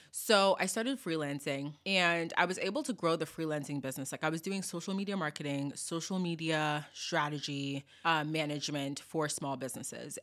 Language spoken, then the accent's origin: English; Boston, Massachusetts, United States; growing up in Boston